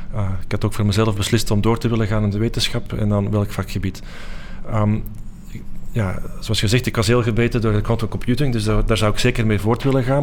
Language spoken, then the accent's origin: Dutch; Antwerp, Flanders, Belgium; moved away as an adult; also born or lived in Delft; een uur rijden van Antwerpen, waar ik ben opgegroeid